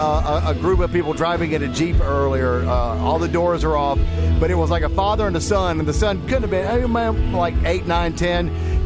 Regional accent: Hartsville, South Carolina, United States; I was born in Byerly Hospital.

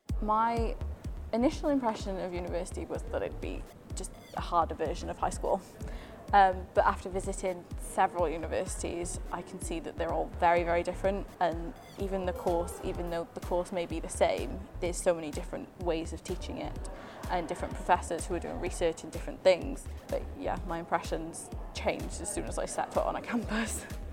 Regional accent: Newport, Wales, United Kingdom; I'm from Newport, South Wales.

